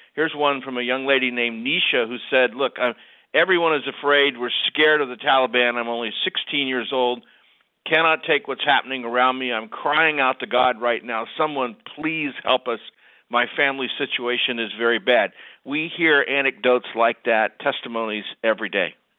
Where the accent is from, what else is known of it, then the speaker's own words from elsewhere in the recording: Ohio, United States; I grew up in Ohio